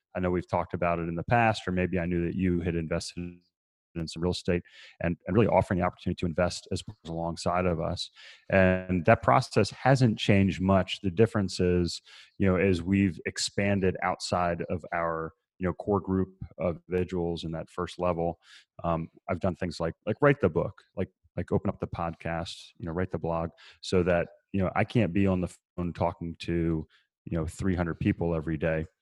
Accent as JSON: {"language": "English", "area": "between Baltimore and Annapolis", "region": "Maryland", "country": "United States", "tie": "born or raised there", "also_born_or_lived": "Virginia", "moved": "as an adult", "lives_now": "Asheville, United States", "said": "I grew up in Maryland, uh, between Baltimore and Annapolis"}